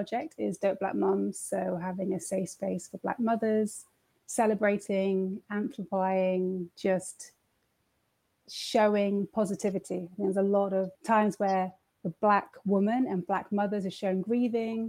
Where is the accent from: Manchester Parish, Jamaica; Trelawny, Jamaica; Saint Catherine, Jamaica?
Manchester Parish, Jamaica; Spaldings; now in United Kingdom; I was born in Jamaica, born in a tiny little place called Spaldings. It's in the parish of Manchester